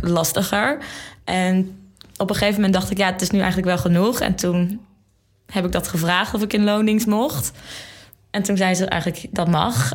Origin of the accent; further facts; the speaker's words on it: Zeeland, Netherlands; moved away as an adult; now in Amsterdam, Netherlands; Ik kom uit Zeeland, heel ver